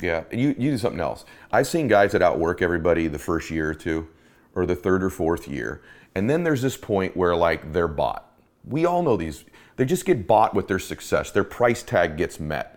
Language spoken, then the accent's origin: English; Boston, Massachusetts, United States; I was born in Boston